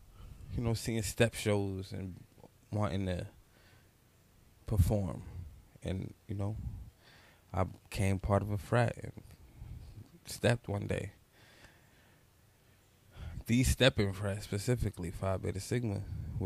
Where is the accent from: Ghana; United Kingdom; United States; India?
United States; New York City, New York; also born or lived in Brooklyn; I'm from New York City. I grew up in the Bronx, born in the Bronx, New York